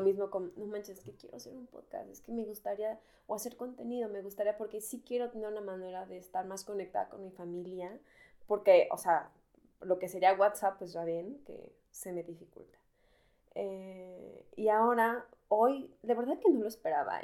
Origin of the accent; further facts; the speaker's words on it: Mexico; moved away as an adult; now in Berlin, Germany; Yo soy mexicana